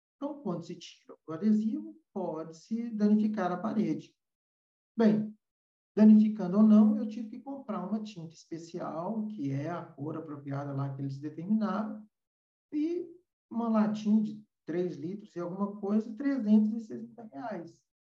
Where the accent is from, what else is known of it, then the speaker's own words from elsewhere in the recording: Brazil; hoje nós temos no Brasil, vou falar da, da nossa terrinha